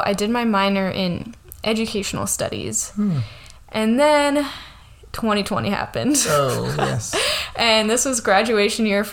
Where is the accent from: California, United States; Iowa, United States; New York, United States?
California, United States; Modesto; also born or lived in Riverbank, California / Santa Barbara, California; I grew up here in the Central Valley. I grew up in Modesto. Yeah, moved to Riverbank